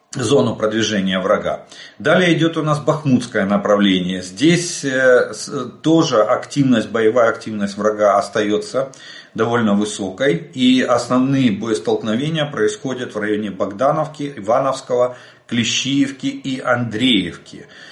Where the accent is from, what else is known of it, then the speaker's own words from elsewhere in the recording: Ukraine; мы из Украины